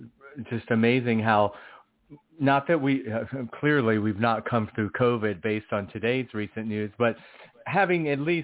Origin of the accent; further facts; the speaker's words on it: England, United Kingdom; now in United States; talking about, you know, American politics, having been born and raised in England, which will be kind of interesting.